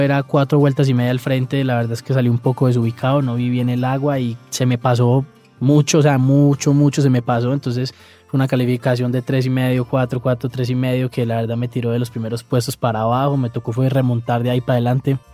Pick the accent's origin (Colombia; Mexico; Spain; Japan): Colombia